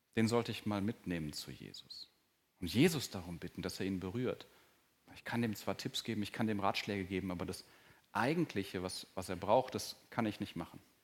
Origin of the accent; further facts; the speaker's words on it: Germany; als Deutscher und auch als langjähriger Christ